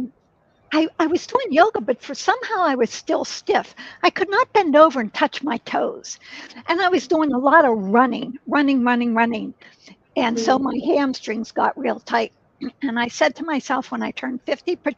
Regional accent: Pittsburgh, Pennsylvania, United States; moved away as an adult; now in San Francisco, United States; I moved from one city where I was married back to my hometown, Pittsburgh, Pennsylvania.

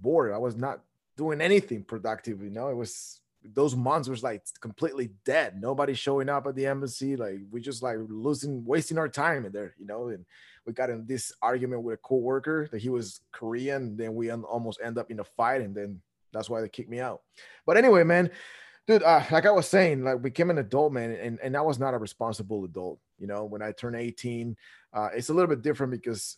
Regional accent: Guatemala; moved away as an adult; now in United States; I was born and raised in Guatemala. I moved to the States

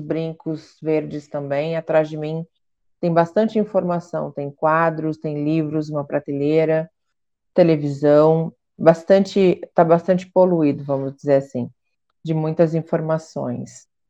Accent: Curitiba, Paraná, Brazil; sou de Curitiba

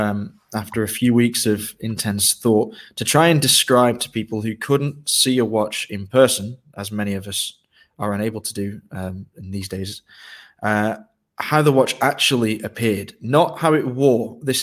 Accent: Ireland; born there; As I mentioned, I was born in Ireland, and I have a lot of affection for Irish music

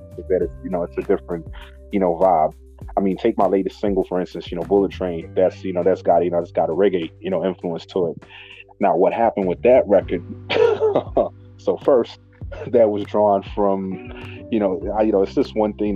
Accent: Zimbabwe; also born or lived in Harare; now in United Kingdom; born and raised in Zimbabwe

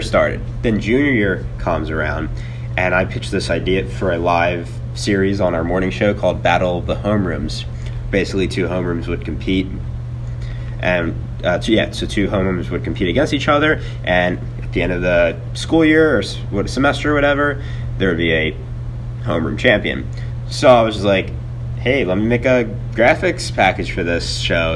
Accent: Mount Laurel, New Jersey, United States; I'm from uh, Mount Laurel, New Jersey, which is 35 minutes over the Ben Franklin Bridge if you're from Philadelphia. And I went to high school at uh, Lenape High School

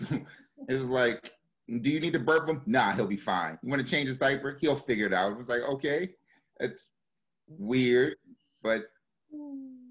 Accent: Baltimore, Maryland, United States; moved away; also born or lived in New York; I'm from Baltimore City, born and raised

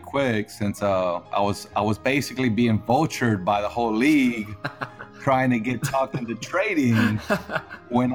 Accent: Houston, Texas, United States; from Houston

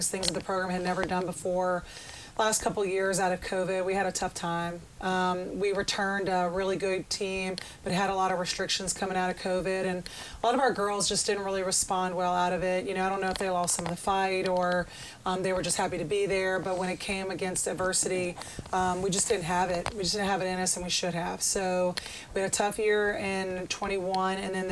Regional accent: Baton Rouge, Louisiana, United States; moved away as an adult; also born or lived in Memphis, Tennessee; now in Hattiesburg, United States; I'm originally from Baton Rouge, Louisiana

